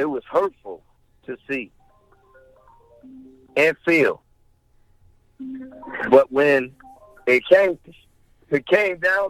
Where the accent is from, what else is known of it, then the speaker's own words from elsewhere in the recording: Pompano Beach, Florida, United States; my home state, for my community, which is Pompano Beach, Florida